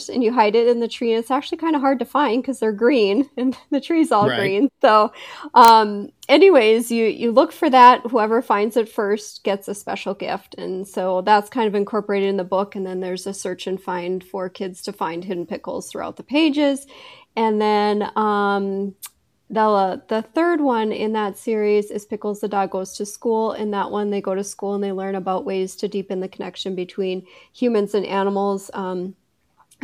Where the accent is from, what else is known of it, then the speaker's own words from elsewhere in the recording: Bismarck, North Dakota, United States; also born or lived in Fargo, North Dakota; I'm originally from Bismarck